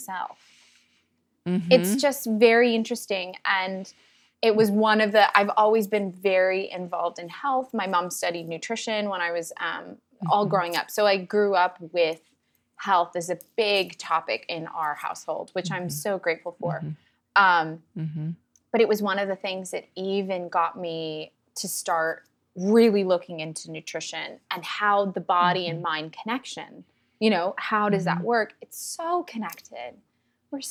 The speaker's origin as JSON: {"language": "English", "town": "Sacramento", "region": "California", "country": "United States", "tie": "born or raised there", "also_born_or_lived": "San Francisco", "said": "I grew up in Sacramento"}